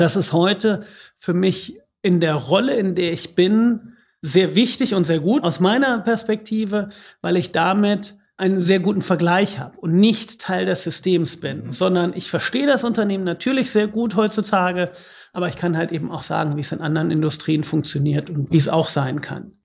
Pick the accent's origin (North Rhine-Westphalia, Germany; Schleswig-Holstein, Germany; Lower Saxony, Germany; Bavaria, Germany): Lower Saxony, Germany; Northeim; moved away as an adult; also born or lived in Aachen / Detroit; ich bin ganz normal hier in Nordheim aufgewachsen, bin hier zur Schule gegangen